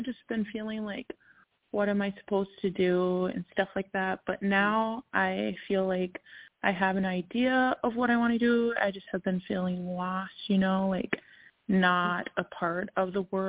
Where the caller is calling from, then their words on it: Minnesota, United States; I'm calling from Minnesota, too.